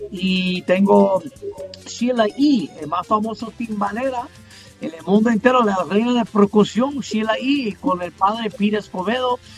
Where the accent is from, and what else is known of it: New York, United States; born or raised there